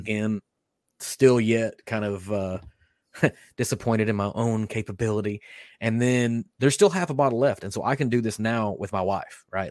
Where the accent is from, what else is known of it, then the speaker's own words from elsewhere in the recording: Kentucky, United States; I was born in Kentucky. I've been raised in Kentucky.